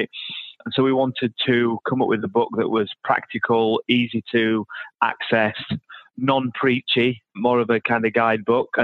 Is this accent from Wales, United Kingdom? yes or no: no; Yorkshire and the Humber, United Kingdom; moved away; I'm originally from South Yorkshire, so from the north.